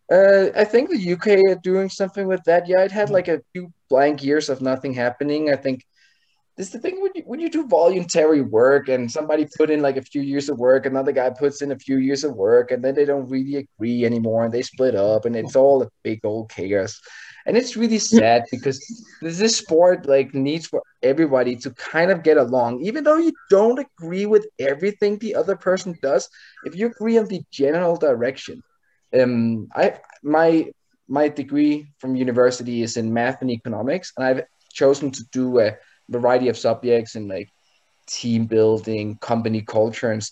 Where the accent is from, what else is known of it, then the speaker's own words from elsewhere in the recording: Canada; we're Canadian.